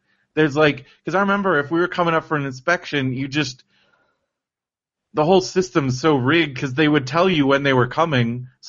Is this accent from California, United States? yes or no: yes; San Diego, California, United States; now in Yucaipa, United States; I grew up in San Diego